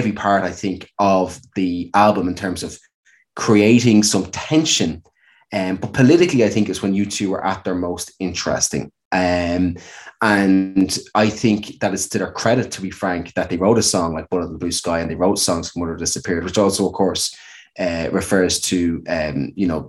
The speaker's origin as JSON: {"language": "English", "country": "Ireland", "said": "as Irish people"}